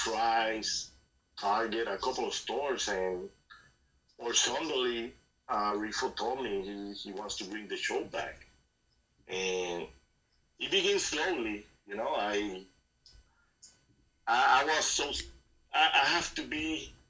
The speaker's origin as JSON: {"language": "English", "country": "Puerto Rico", "said": "I'm from Puerto Rico, but I got family in Colombia"}